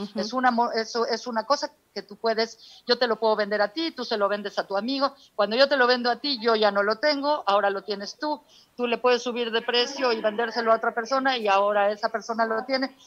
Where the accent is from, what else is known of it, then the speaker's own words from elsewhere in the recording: Mexico; moved away as an adult; now in United States; yo soy de aquí de México, viví aquí, crecí toda mi vida, pero eh, actualmente radico en Estados Unidos